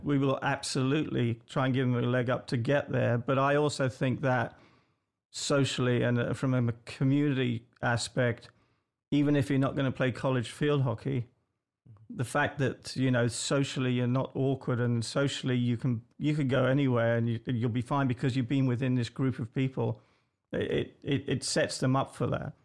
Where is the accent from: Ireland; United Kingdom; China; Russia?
United Kingdom; England; moved away; I'm English